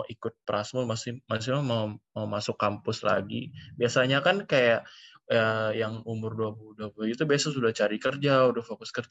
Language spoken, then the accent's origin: Indonesian; Palangkaraya, Central Kalimantan, Indonesia; gue dari SMA Negeri 2 Palangkaraya itu kayak di Kalimantan Tengah. Jadi memang jauh oh